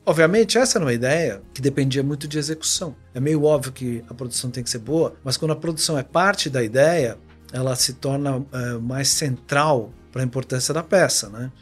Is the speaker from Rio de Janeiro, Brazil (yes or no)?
yes; Rio de Janeiro, Brazil; eu sou carioca